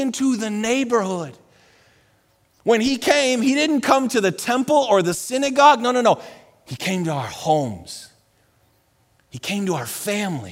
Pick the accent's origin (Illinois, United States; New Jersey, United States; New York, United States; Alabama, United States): New York, United States; Buffalo; also born or lived in Colorado; now in Texas, United States; I'm from Buffalo